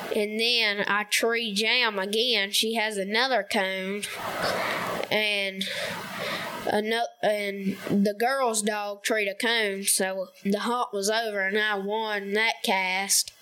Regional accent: Somerville, Tennessee, United States; I'm 12 years old. I'm from Somerville, Tennessee, and um, West Tennessee

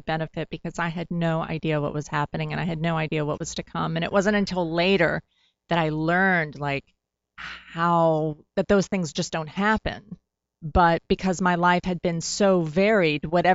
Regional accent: Tennessee, United States; growing up in Tennessee

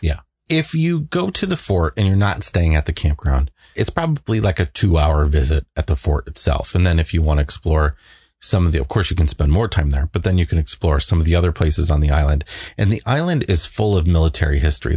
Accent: United States; I grew up on the Mississippi.

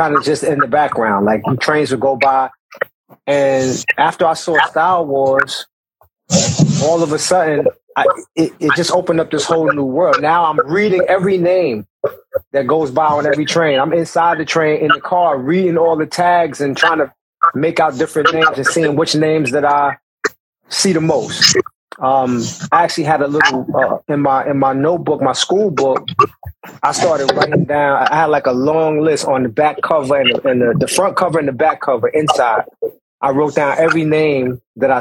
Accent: New York City, New York, United States; around my building where I grew up in Brownsville, Howard Houses

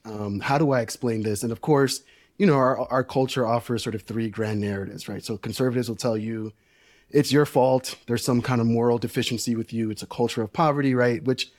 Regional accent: New York City, New York, United States; Yeah, I grew up working class in New York City. My parents are Dominican immigrants.

